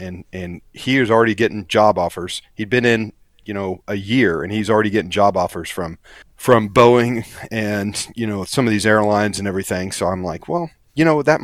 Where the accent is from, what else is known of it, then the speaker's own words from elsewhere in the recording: Kansas, United States; moved away as an adult; also born or lived in Eureka, Kansas / San Diego, California; now in South Florida, United States; growing up in Kansas